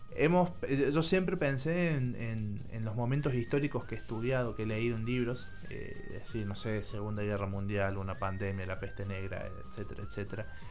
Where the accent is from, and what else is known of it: Argentina